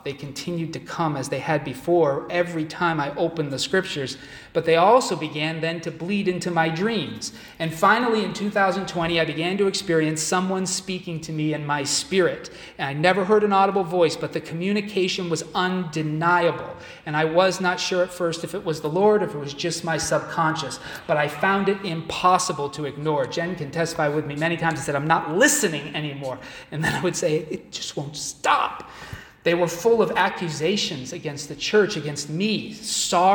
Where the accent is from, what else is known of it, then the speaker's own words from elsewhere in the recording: Massachusetts, United States; moved away as an adult; now in Syracuse, United States; I was raised in Massachusetts. I've been here a few years